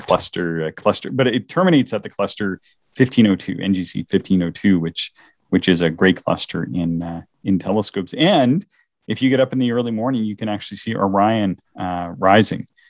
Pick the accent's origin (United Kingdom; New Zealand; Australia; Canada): Canada; the Maritimes; accent: maritime; my maritime accent